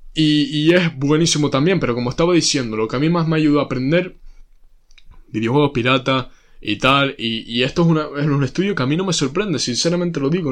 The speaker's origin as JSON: {"language": "Spanish", "country": "Spain", "said": "somos españoles"}